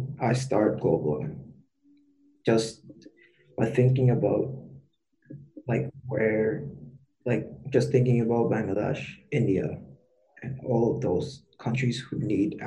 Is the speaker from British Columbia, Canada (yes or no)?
no; Toronto, Ontario, Canada; I was born and raised here in Toronto.